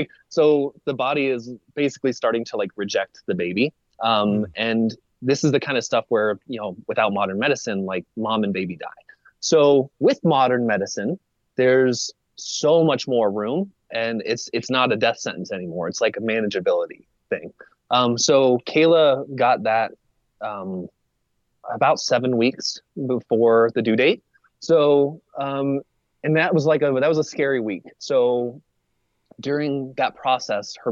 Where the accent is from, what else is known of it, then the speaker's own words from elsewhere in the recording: Arizona, United States; I was born and raised in Arizona